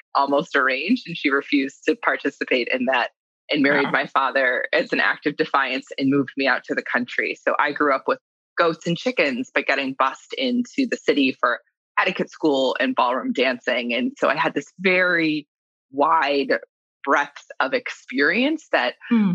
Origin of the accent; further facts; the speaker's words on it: New York, United States; I grew up in New York